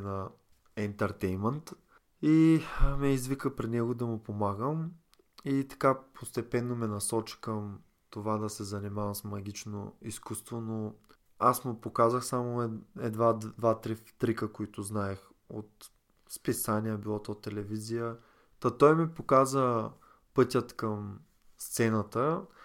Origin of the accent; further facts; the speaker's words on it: Varna, Varna Province, Bulgaria; От Варна съм